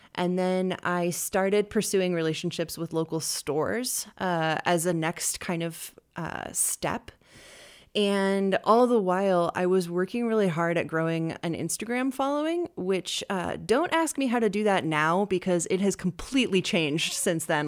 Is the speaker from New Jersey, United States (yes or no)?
no; Bozeman, Montana, United States; moved away as an adult; now in Boise, United States; I was raised in Bozeman, Montana